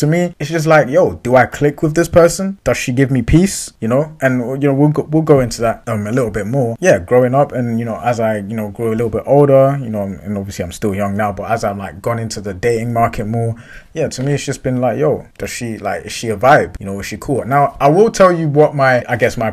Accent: London, United Kingdom; I grew up in London, West London.

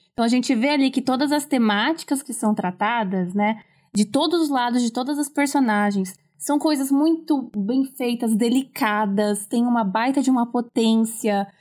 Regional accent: São Paulo, Brazil; sou de São Paulo, capital

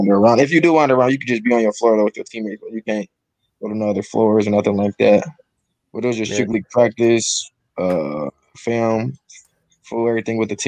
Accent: Buffalo, New York, United States; I grew up in Buffalo

